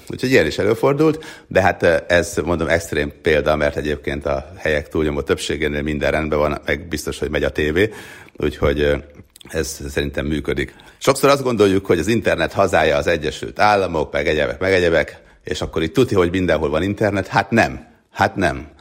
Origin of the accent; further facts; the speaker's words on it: Hungary; now in United States; létezik olyan ország, ahonnan mi jövünk